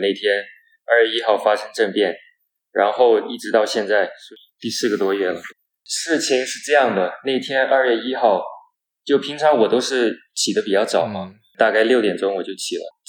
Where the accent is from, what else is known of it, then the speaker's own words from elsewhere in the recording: Myanmar; also born or lived in United States; 我是出生于缅甸的第二代华人，从美国毕业回来两年多了